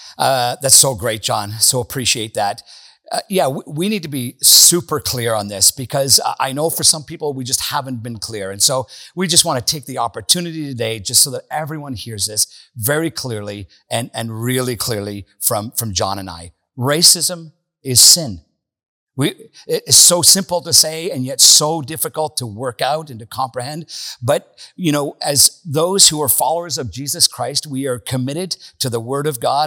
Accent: Northern Ireland, United Kingdom; moved away; I grew up in Northern Ireland.

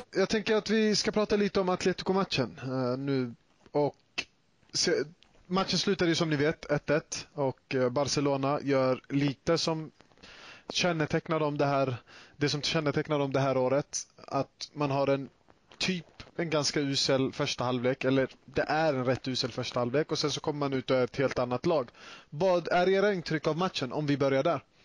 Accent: Sweden; jag själv är både född och uppvuxen i Sverige

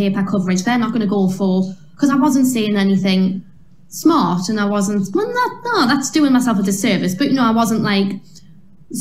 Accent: Newcastle upon Tyne, North East England, United Kingdom; I was a girl from Newcastle

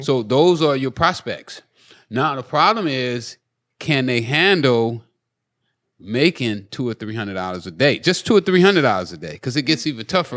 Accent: Los Angeles, California, United States; I grew up in South Central

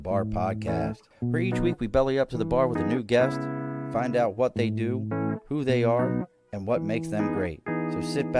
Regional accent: Baltimore, Maryland, United States; I grew up in East Baltimore. We saw all kinds of different types of street art.

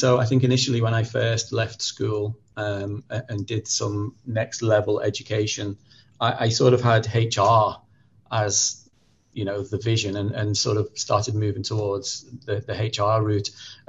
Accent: North West England, United Kingdom; accent: Merseyside; So, you know, north, south, and originally I'm from Merseyside. And so I've tended to sort of squash my accent a little bit from a very early age.

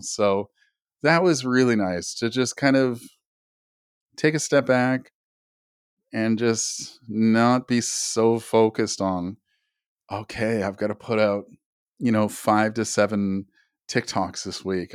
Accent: Canada; I'm Native Canadian myself

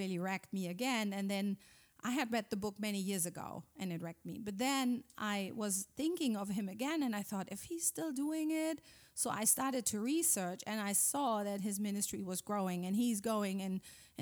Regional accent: Germany; English is a second language; moved away as an adult; Yeah, I'm from Germany. We live here since 14 years. Came here with our 4 sons 14 years ago

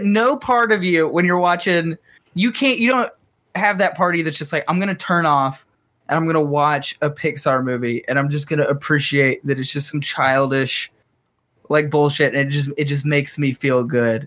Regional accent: Chattanooga, Tennessee, United States; We're from Chattanooga

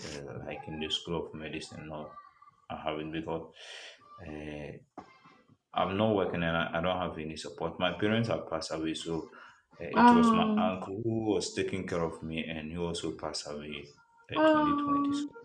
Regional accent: Ghana; I'm from Ghana.

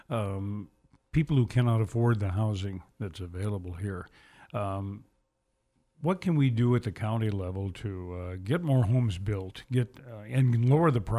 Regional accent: Kalispell, Montana, United States; I think about back uh, when I grew up here over on Kalispell's east side.

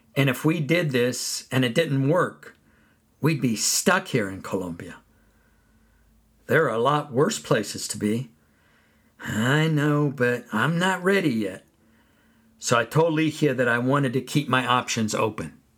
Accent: California, United States; Where I grew up in California, persimmon trees grew

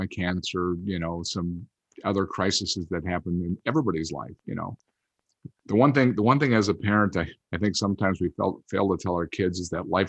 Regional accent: outside Green Bay, Wisconsin, United States; I grew up outside Green Bay, Wisconsin.

